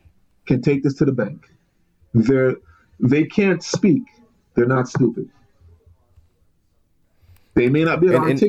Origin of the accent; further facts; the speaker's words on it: Jamaica; Your pride comes from somewhere. Our pride comes from being Jamaican.